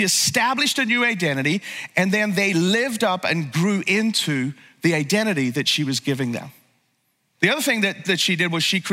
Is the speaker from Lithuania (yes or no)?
no; Northern Ireland, United Kingdom; I grew up in Northern Ireland